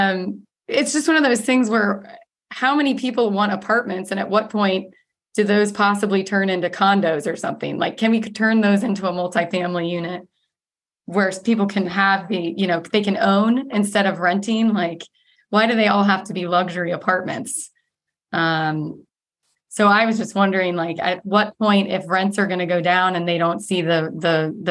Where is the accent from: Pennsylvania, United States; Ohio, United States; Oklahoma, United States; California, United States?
Ohio, United States; now in Arizona, United States; I'm from Ohio